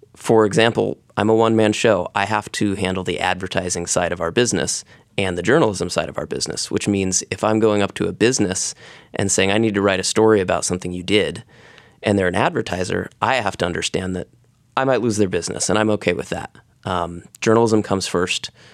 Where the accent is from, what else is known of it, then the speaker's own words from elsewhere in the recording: Gales Creek, Oregon, United States; I grew up in the Gales Creek community